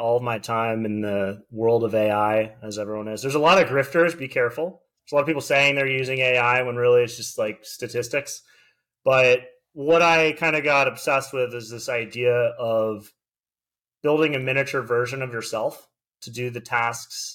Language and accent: English; Delray Beach, Florida, United States; also born or lived in Boca Raton, Florida / Tallahassee, Florida; I grew up in basically Delray Beach, Florida